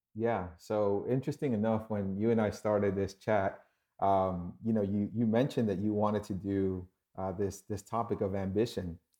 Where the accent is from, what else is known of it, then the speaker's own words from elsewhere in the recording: New York, United States; moved away; also born or lived in Dominican Republic; I was born in New York